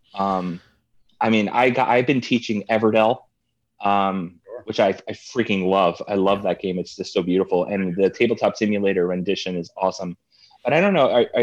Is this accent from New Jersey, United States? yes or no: yes; New Jersey, United States; I'm from New Jersey